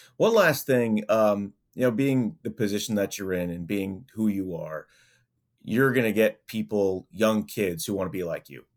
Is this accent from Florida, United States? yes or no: no; New York, United States; I grew up in New York